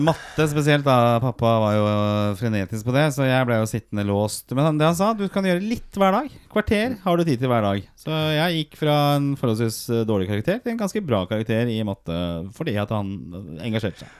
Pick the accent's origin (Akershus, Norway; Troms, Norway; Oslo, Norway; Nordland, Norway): Oslo, Norway; now in Bærum, Norway; jeg er oppvokst på Torshov og østkanten.